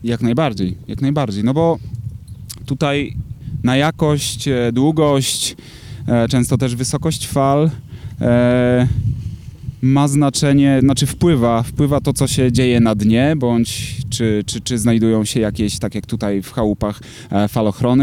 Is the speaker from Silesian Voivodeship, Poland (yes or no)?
no; Tricity, Pomeranian Voivodeship, Poland; urodziłem się, mieszkam w Trójmieście